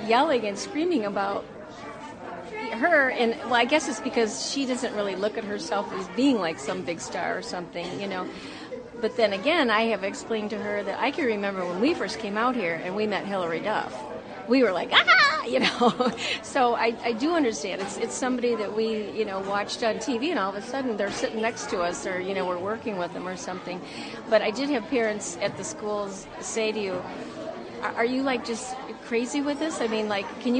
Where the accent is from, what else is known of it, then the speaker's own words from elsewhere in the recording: Ohio, United States; moved away as an adult; I'm from Ohio